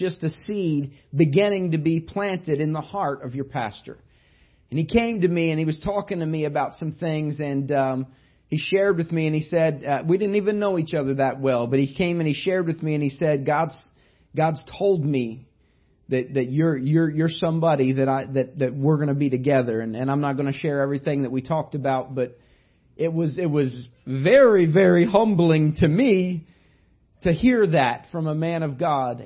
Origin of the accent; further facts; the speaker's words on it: Indiana, United States; But I grew up in Indiana. I was born not very far from where Larry Bird was born.